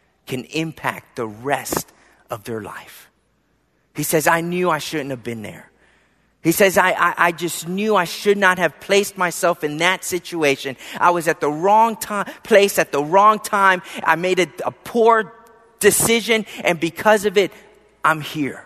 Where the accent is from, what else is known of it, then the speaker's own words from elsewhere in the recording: Philadelphia, Pennsylvania, United States; growing up in Philadelphia